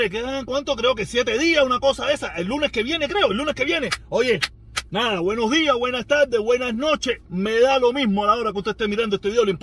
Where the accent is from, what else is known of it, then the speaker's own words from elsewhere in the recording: Pinar del Río, Cuba; sabes que se lo he dicho, yo soy pinareño, yo reacciono tres, cuatro días después.